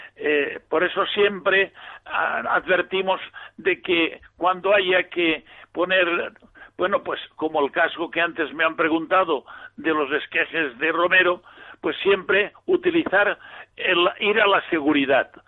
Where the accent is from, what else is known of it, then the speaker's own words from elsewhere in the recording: Villarreal, Valencian Community, Spain; Yo soy de Villarreal.